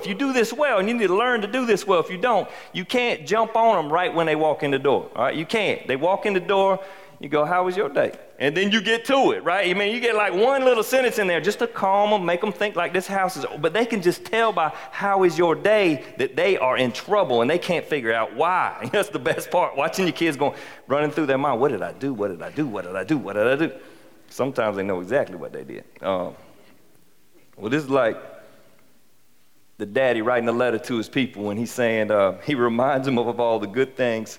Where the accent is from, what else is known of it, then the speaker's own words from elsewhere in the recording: South Carolina, United States; we're from South Carolina